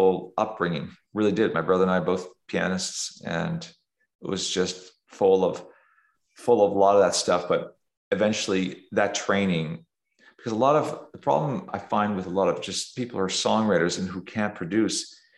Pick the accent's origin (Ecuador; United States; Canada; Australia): Canada; south of Toronto, near the American border, Ontario; I grew up in, you know, south of Toronto, near the American border. I'm a Canadian